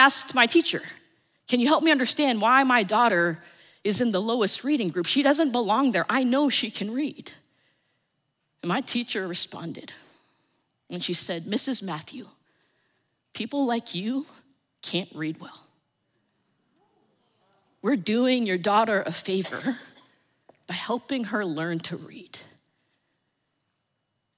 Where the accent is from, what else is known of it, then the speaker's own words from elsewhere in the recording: suburbs of New Jersey, United States; also born or lived in New York City, New York; I was born in New York City. And at the age of four, they moved us to the suburbs of New Jersey. And so I grew up in this little town